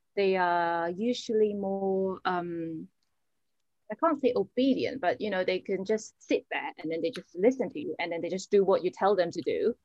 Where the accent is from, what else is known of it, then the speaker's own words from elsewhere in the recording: Hong Kong; now in London, United Kingdom; I came from Hong Kong.